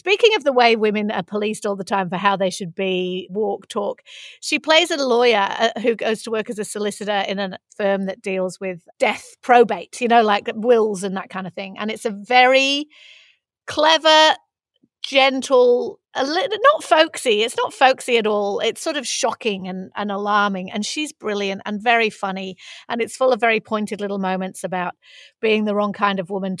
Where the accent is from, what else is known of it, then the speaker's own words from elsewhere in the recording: Manchester, North West England, United Kingdom; accent: Mancunian; moved away; if I speak in my Mancunian accent, which is much like flatter, faster